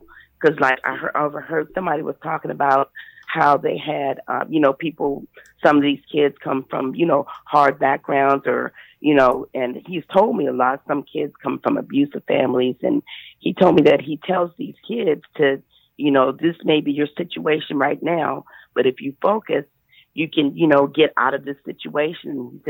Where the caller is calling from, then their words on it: St. Louis, Missouri, United States; You are speaking with your sister from St. Louis, Missouri.